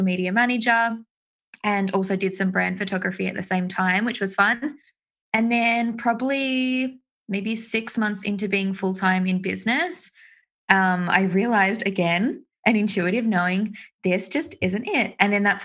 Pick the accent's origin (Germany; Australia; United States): Australia